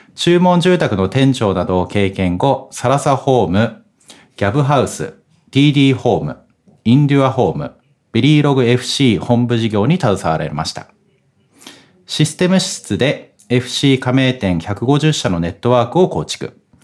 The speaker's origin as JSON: {"language": "Japanese", "region": "Hokkaido", "country": "Japan", "tie": "born or raised there", "said": "私も北海道出身なんでスキーやってたんですね"}